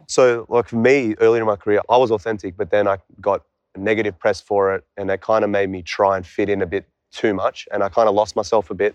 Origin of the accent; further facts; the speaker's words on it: Canberra, Australian Capital Territory, Australia; I came from Canberra, Australia.